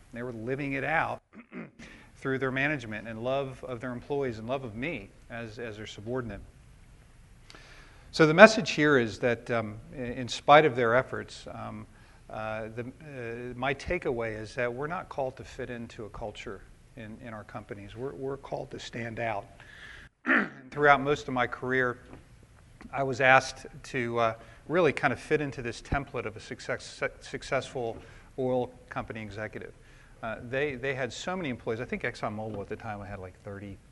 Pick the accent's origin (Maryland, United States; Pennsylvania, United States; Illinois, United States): Maryland, United States; I grew up in Maryland as an only child, had a great childhood